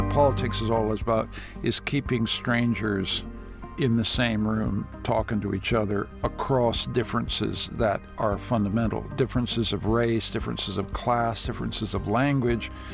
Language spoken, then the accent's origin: English; Toronto, Ontario, Canada; also born or lived in Washington / New York; the Toronto I grew up